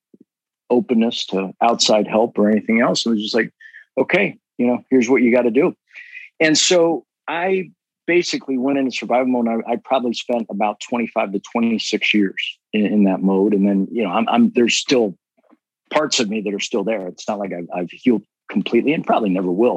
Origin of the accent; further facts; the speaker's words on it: Cincinnati, Ohio, United States; We grew up in Cincinnati, Ohio